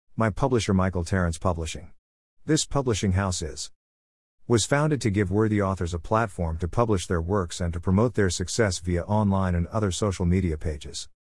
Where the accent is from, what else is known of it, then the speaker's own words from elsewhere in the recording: Melbourne, Victoria, Australia; I was born in Melbourne, Australia, nineteen fifty-four.